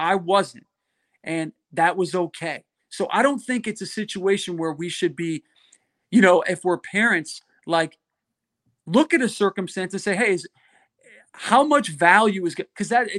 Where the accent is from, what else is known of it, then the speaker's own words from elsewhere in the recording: Connecticut, United States; I grew up in Connecticut in the Northeast playing baseball.